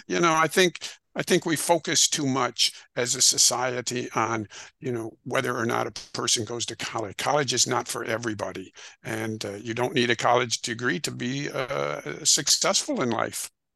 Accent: Rockford, Illinois, United States; I grew up in northern Illinois, a town called Rockford, Illinois

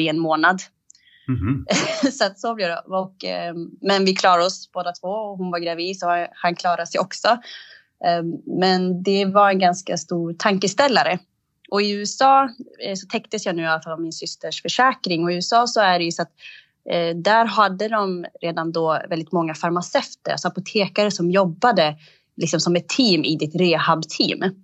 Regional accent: Eritrea; jag är eritrean

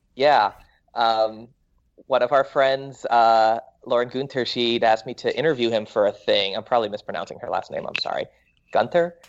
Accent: Florida, United States; moved away as an adult; also born or lived in New York; now in Los Angeles, United States; I was born in Florida

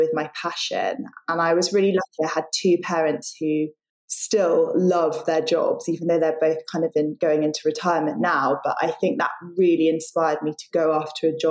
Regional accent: London, United Kingdom; moved away as an adult; also born or lived in Sydney, Australia; I grew up in London, but left and moved to Australia, to Sydney, and went to university there.

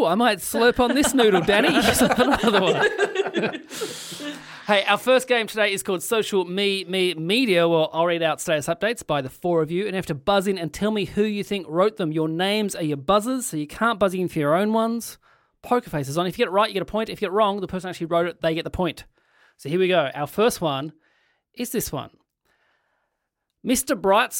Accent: Ireland; That's I'm from Ireland. Come on!

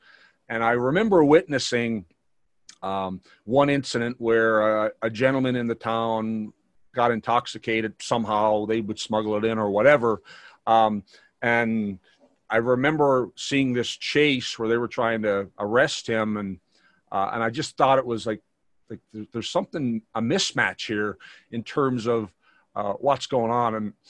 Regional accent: Newfoundland and Labrador, Canada; I grew up in Newfoundland.

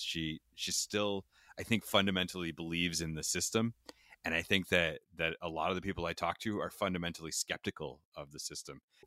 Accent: London, Ontario, Canada; I grew up in Julian Fantino's London, and it was right around the time that Dudley George died in Ipperwash

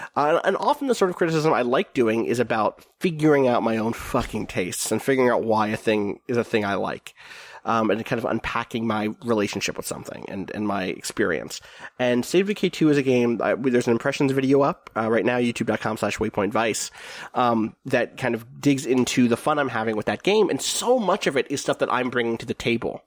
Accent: New Zealand; I grew up in New Zealand

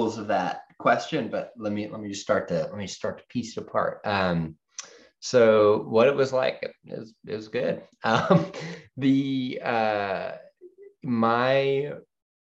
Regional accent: Brookline, Massachusetts, United States; So I grew up in Boston, just outside of Boston, in a town called Brookline.

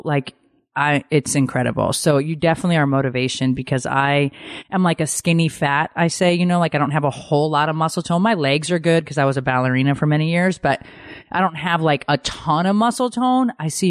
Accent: Connecticut, United States; I'm Italian. {S7} Right. {S5} I grew up in Connecticut.

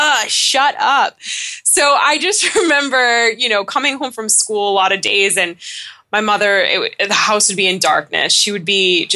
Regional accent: Southern New Hampshire, United States; also born or lived in Leland, North Carolina; I'm from Southern New Hampshire

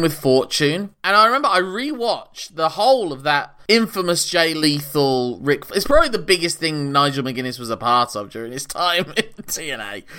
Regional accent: England, United Kingdom; as an Englishman

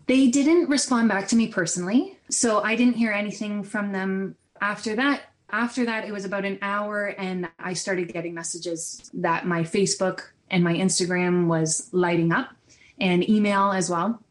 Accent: Ontario, Canada; I'm from Ontario in, and I live in Brantford

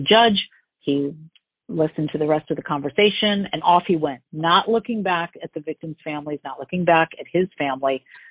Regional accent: California, United States; now in Long Island, United States; I'm from California

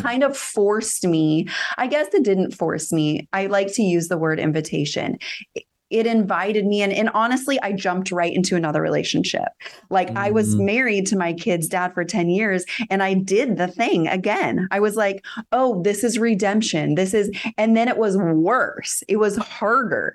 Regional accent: Northern California, United States; i live in my hometown

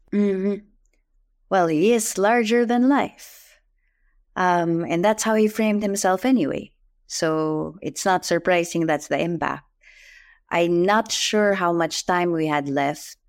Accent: Philippines; I'm Filipino

